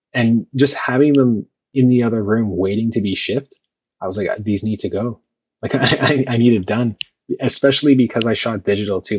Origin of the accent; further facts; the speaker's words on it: Toronto, Ontario, Canada; I'm from Toronto